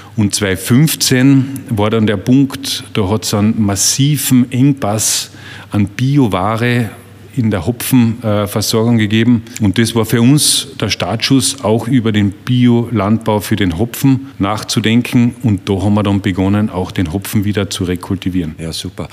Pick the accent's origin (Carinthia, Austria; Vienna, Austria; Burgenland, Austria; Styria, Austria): Carinthia, Austria; Wörthersee; Ich bin ein Kind des Wörthersees, ein Gastronomiekind.